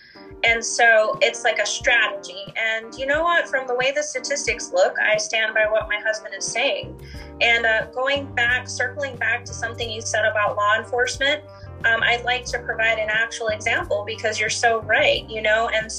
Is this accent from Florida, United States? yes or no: yes; Central Florida, United States; me growing up in Central Florida.